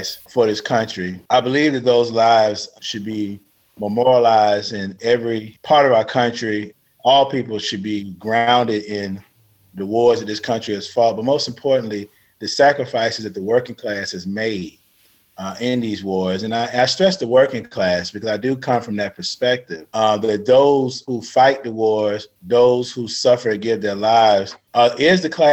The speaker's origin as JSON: {"language": "English", "town": "Atlanta", "region": "Georgia", "country": "United States", "tie": "born or raised there", "said": "I'm born and raised in Atlanta, Georgia, post the civil rights era"}